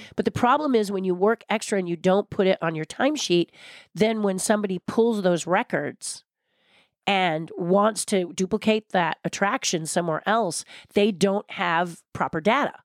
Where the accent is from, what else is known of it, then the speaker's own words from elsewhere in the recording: California, United States; I love being a Californian